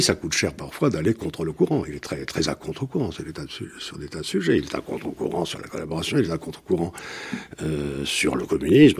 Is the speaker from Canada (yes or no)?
no; Bordeaux, Nouvelle-Aquitaine, France; Je suis de Bordeaux